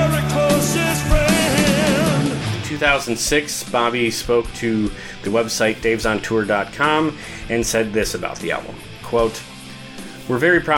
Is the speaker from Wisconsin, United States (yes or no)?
yes; Milwaukee, Wisconsin, United States; my hometown of Milwaukee